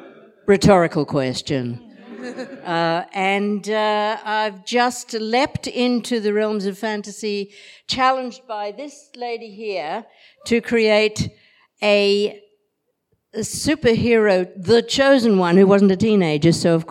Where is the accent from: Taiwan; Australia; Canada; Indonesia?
Australia; now in Liverpool, United Kingdom; I'm Australian, but I live in Liverpool.